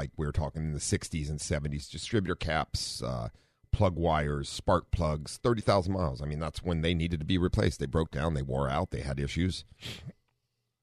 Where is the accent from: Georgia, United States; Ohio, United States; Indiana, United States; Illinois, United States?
Ohio, United States; We grew up in Ohio